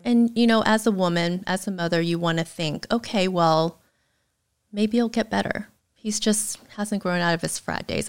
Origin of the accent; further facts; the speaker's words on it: United States; being raised in the States